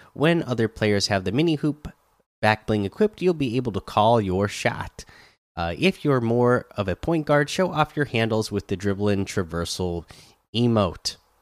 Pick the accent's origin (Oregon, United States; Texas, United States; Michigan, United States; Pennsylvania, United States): Oregon, United States; I grew up in Oregon